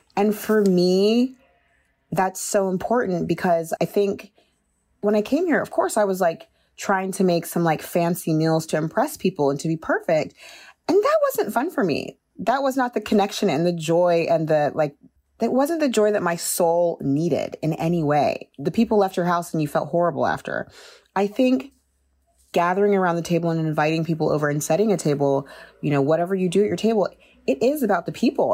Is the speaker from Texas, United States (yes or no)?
yes; Austin, Texas, United States; moved away as an adult; also born or lived in Nigeria / New York; now in France; I'm Nigerian, and we moved to Texas, Austin, when I was young.